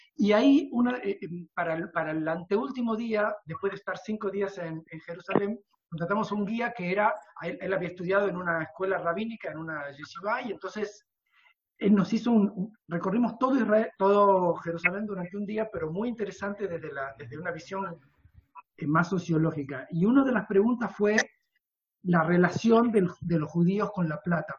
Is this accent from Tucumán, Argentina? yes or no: yes; Tucumán, Argentina; yo soy tucumano